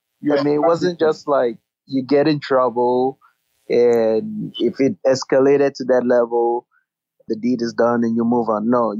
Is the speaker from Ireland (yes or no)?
no; United States; I think just growing up in America and seeing dynamics out here, you start to realize that a lot